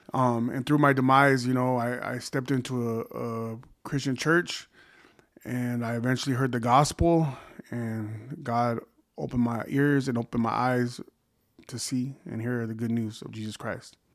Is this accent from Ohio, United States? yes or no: no; Oxnard, California, United States; I was born in Oxnard, California, married to my high school sweetheart for thirty years.